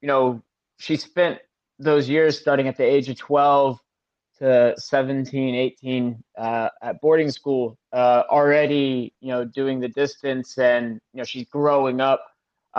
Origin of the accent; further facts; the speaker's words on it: South Carolina, United States; I'm from South Carolina